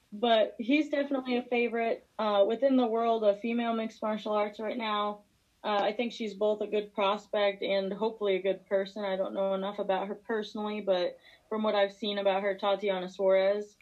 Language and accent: English; Missouri, United States; moved away as an adult; also born or lived in Springfield; now in Virginia, United States; I'm from Missouri. I'm a country girl